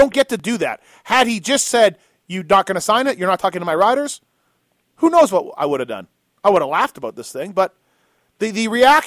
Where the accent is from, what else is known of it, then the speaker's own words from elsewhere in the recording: Canada; now in United States; I'm Canadian